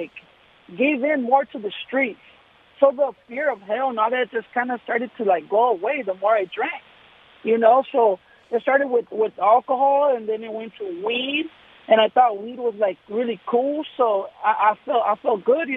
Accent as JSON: {"language": "English", "town": "Los Angeles", "region": "California", "country": "United States", "tie": "born or raised there", "lives_now": "Hawthorne, United States", "said": "I grew up in North Hollywood."}